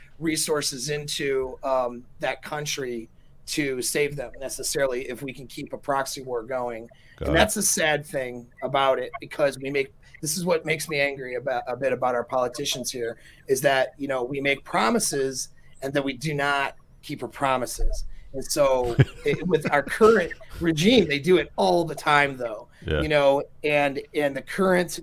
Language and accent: English; United States; I'm American